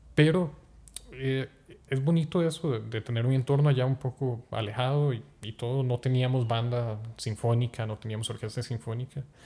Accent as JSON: {"language": "Spanish", "town": "Zarcero", "region": "Alajuela", "country": "Costa Rica", "also_born_or_lived": "Palmares", "said": "venir de zarcero, y pues el entorno musical allá es un huevito, y porque se encuentra a 40 kilómetros de San José"}